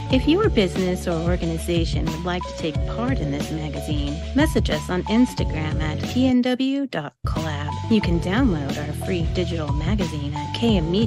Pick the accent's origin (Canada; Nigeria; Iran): Iran; moved away as an adult; now in New York, United States; that's very audacious, of course, for for girl growing up in Iran.